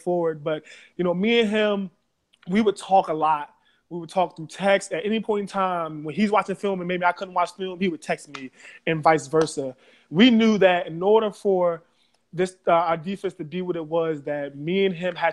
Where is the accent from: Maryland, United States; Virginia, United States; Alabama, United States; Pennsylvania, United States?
Maryland, United States; Baltimore; I am from Baltimore City. I grew up in the west side of Baltimore City